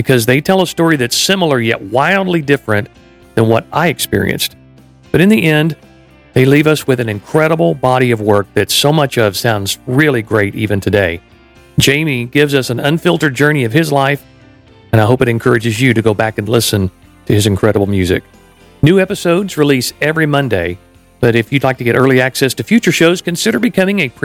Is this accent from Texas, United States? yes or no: yes; Waco, Texas, United States; moved away; also born or lived in Orlando; I grew up in Texas, I grew up in Waco